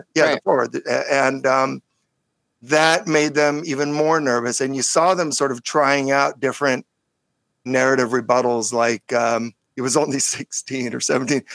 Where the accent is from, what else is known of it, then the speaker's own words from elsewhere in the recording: California, United States; California Jew